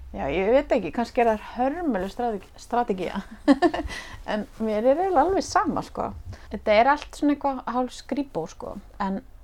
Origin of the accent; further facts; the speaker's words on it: Reykjavík, Capital Region, Iceland; Ég ólstu upp í hérna bregðaldi, mm. í efra bregðaldi